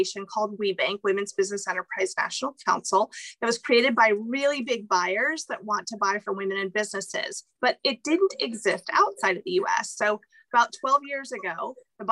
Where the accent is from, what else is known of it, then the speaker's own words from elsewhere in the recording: Arizona, United States; also born or lived in Mexico; we were raised in Arizona